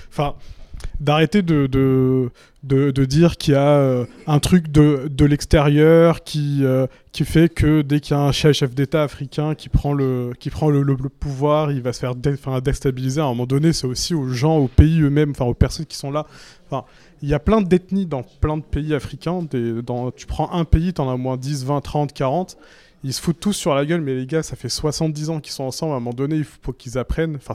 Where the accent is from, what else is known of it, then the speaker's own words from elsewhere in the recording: Mali; Je suis malien.